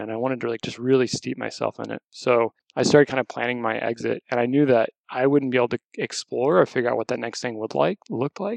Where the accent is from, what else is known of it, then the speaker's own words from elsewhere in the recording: Texas, United States; moved away; also born or lived in California; I born and raised in Texas.